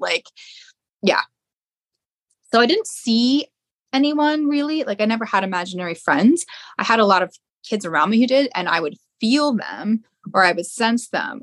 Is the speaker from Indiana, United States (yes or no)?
no; outside of the Philadelphia area, Pennsylvania, United States; i grew up outside of the Philadelphia area.